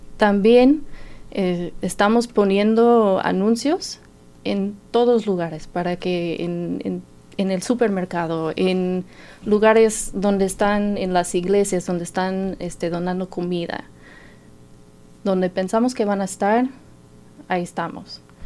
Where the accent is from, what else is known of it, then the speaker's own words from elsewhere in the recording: Martinsville, Indiana, United States; Spanish is a second language; moved away as an adult; also born or lived in Mexico; now in Bloomington, United States; pues yo soy de Martinsville, ahí nací, ahí crecí, este, pero nos cambiamos aquí para Bloomington en el año 2007